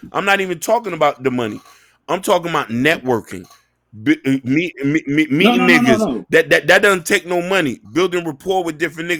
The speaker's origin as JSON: {"language": "English", "area": "Dade County", "region": "Florida", "country": "United States", "moved": "yes", "lives_now": "Boston, United States", "said": "I'm from Dade County. When I came to Boston, I didn't really network with niggas like that because I'm already coming in a foreign land."}